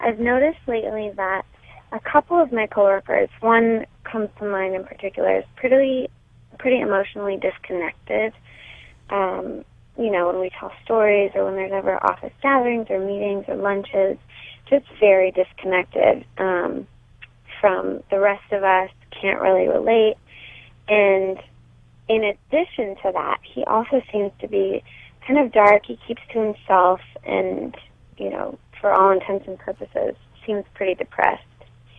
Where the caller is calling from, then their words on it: Manhattan Beach, California, United States; I'm calling from Manhattan Beach today.